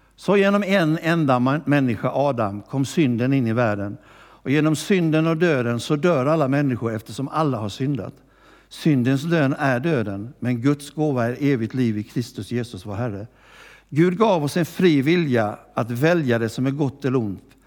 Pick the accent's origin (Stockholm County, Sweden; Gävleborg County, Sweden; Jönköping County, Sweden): Jönköping County, Sweden; Gnosjö; moved away; also born or lived in Växjö; jag har inte bott i Växjö så länge men jag har vuxit upp i Gnosjö